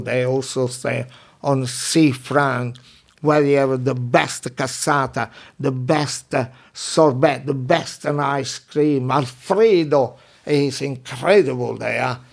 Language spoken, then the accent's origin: English; Minori, Campania, Italy; English is a second language; moved away as an adult; also born or lived in London, England; now in England; My hometown in Amalfi Coast, Minori